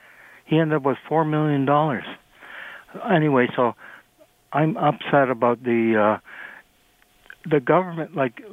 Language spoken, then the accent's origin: English; Toronto, Ontario, Canada; now in Oakville, Canada; I was born in Toronto.